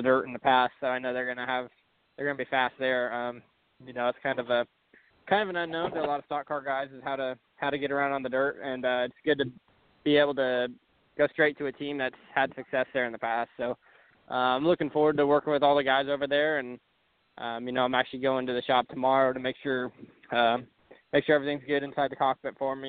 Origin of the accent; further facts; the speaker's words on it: Sutter, California, United States; moved away; I'm from Sutter, California